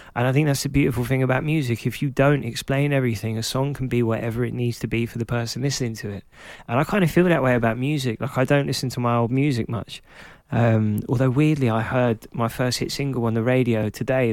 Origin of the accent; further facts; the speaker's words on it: London, United Kingdom; because I was growing up in Clapton, in Hackney